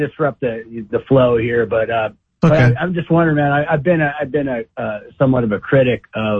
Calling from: Idaho, United States; from Idaho.

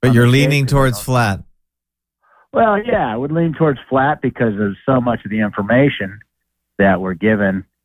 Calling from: Idaho, United States; Yeah, hi, uh … from Idaho.

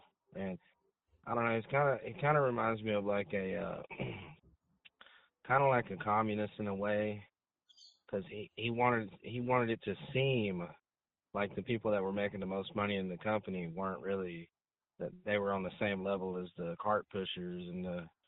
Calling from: Arkansas, United States; Hey, this is … from Arkansas.

